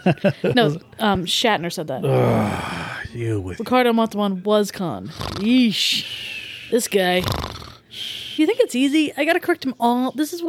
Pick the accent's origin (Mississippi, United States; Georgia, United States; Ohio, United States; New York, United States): Ohio, United States; moved away; when I grew up in Ohio